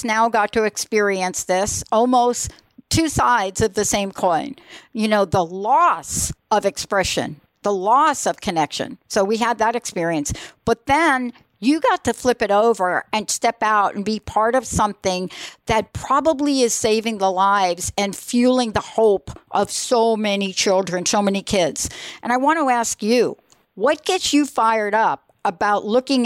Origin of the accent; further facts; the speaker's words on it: New York City, New York, United States; I'm a kid from the Bronx